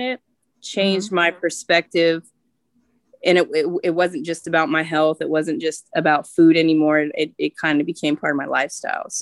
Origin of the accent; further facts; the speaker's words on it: California, United States; I'm from California, and you know that's the land of produce